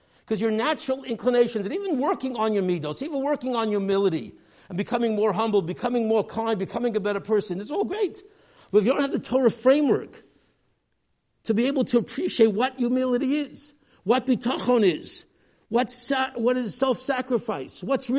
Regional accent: New York City, New York, United States; I grew up here in the Lower East Side, a community that did not look at all like the community when Rav Moshe Feinstein, his father, the Gadol Hadar, when he moved to the east side back in the 1930s

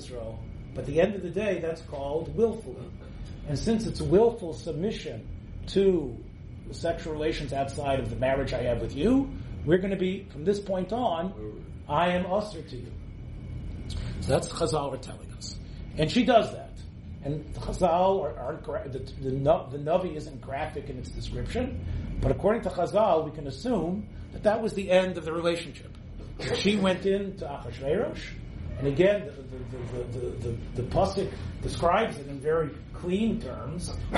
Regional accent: Memphis, Tennessee, United States; I grew up in Little Memphis, Tennessee

